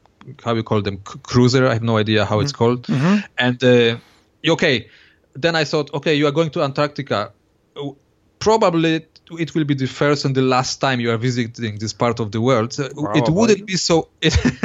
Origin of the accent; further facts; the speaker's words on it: Poland; I was born in Poland